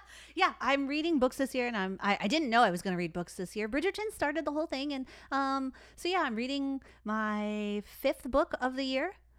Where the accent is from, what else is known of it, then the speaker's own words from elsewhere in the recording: Detroit, Michigan, United States; I'm from Detroit